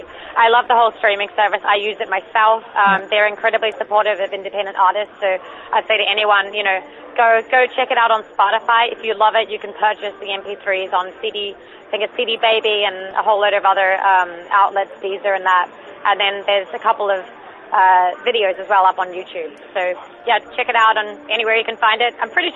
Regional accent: Christchurch, Canterbury, New Zealand; I'm from Christchurch, it's in the South Island.

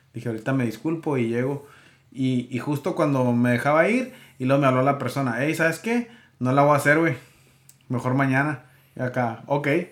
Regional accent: Mexico; somos mexicanos, ¿no? En México así se acostumbra

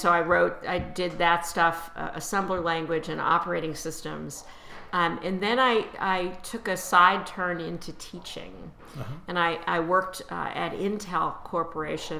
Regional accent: Chicago, Illinois, United States; moved away; also born or lived in Washington, D.C. area / New York; when I was growing up in Chicago, I lived near the Art Institute

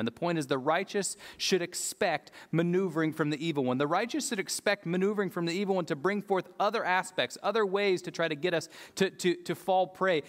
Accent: United States; I'm an American

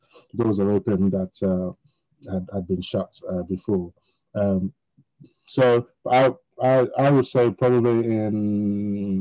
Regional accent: London, United Kingdom; moved away; I grew up in North London, and the buses were running 24/7.

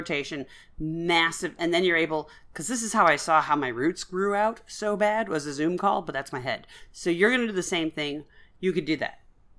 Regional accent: Guelph, Ontario, Canada; No, I'm from Guelph.

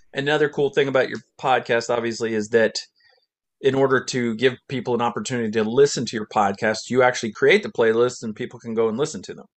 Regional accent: Middlesex, New Jersey, United States; actually born in Middlesex, New Jersey

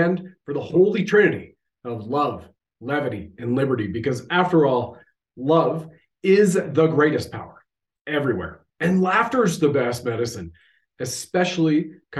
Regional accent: Canada

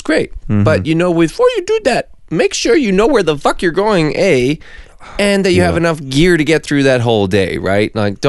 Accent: Vancouver, British Columbia, Canada; So we're from Vancouver. For those of you guys who don't know, Vancouver, beautiful British Columbia.

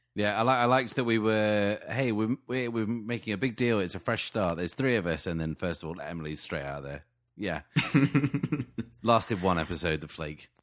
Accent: England, United Kingdom; I'm so English

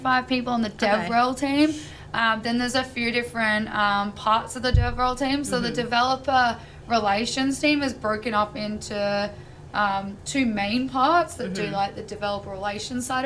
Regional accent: Australia; I'm from Australia

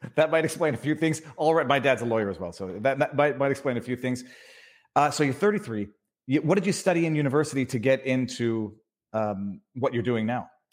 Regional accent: Canada; also born or lived in Quebec; now in Florida, United States; I'm from Canada

